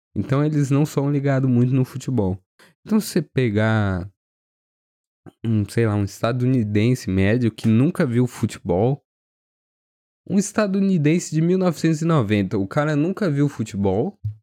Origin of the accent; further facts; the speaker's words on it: Brazil; eu fui criado no Brasil